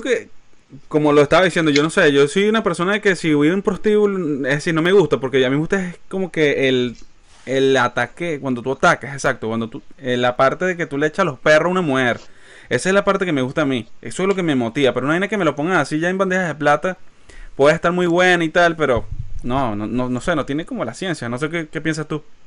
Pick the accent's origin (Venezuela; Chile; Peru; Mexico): Venezuela; Maracay, Aragua; now in United States; somos de Maracay, somos de Maracay, Venezuela